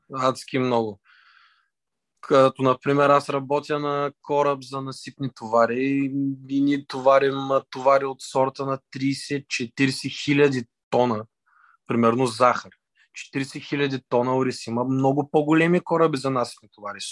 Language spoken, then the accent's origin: Bulgarian; Varna, Varna Province, Bulgaria; роден съм от Варна, родом от Варна, живея във Варна